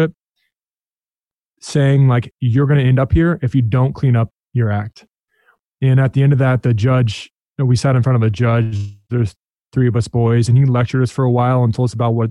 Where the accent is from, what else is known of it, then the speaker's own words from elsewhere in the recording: Des Moines, Iowa, United States; also born or lived in San Diego, California; I grew up mostly in Des Moines, Iowa